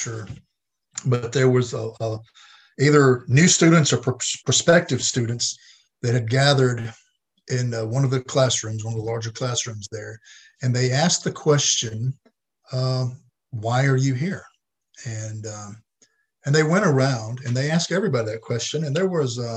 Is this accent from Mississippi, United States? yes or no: yes; Batesville, Mississippi, United States; I grew up in Batesville, which is about an hour south of Memphis on 55